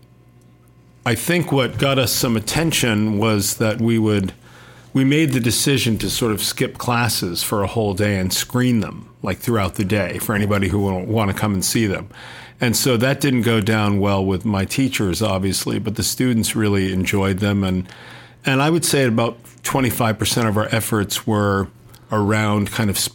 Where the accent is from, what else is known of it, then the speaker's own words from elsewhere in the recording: Burlington, Vermont, United States; also born or lived in Williston, Vermont / Hinesburg, Vermont; I grew up, I was born in Burlington and went to school in Williston, Vermont, and then high school in Hinesburg, Vermont